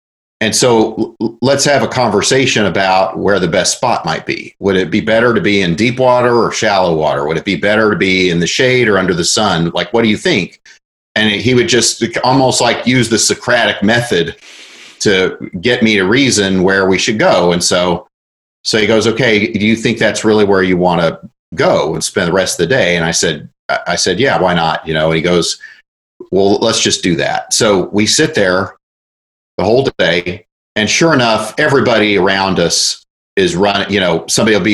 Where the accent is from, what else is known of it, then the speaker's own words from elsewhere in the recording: Oklahoma, United States; I was about 5 years old, and I grew up in Oklahoma